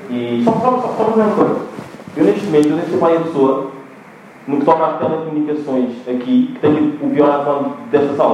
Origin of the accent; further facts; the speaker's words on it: Angola; moved away; eu nasci em Angola e nós em Angola dizemos guarda-fato.